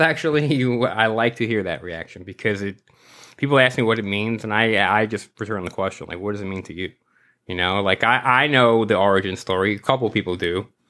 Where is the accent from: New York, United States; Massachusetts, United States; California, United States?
New York, United States; New York City; I grew up in New York my whole life